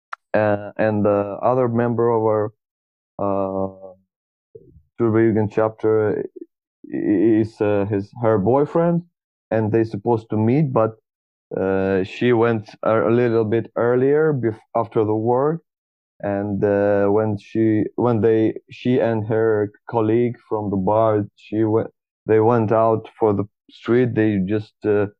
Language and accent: English; Moscow, Russia; I'm from Tribugan, Moscow